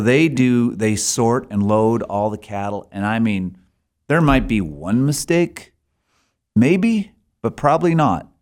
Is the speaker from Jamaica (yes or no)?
no; Alberta, Canada; moved away as an adult; now in Sheridan, United States; I'm from Alberta originally